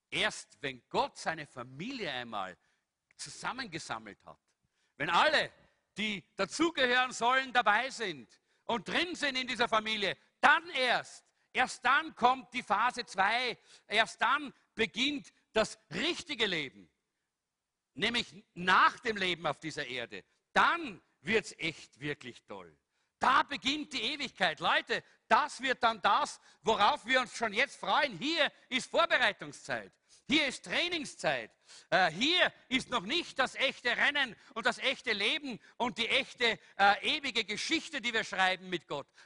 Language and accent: German; Salzburg, Austria; ich bin immer so durch Salzburg, ich bin ein Salzburger, nicht? Bin so durch Salzburg gesaust